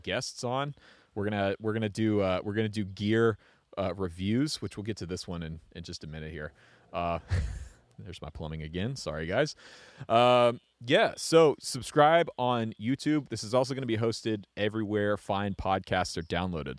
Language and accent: English; Atlanta, Georgia, United States; I grew up just outside of Atlanta